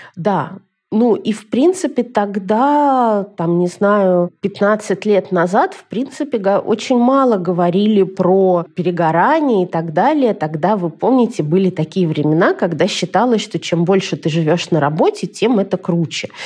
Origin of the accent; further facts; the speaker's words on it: Moscow, Russia; moved away as an adult; now in Israel; я из Москвы